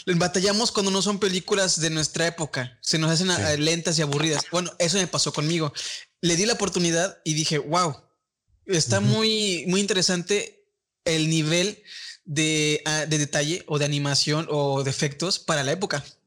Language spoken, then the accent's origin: Spanish; Tampico, Tamaulipas, Mexico; nosotros somos aquí de Tampico, toda esta comunidad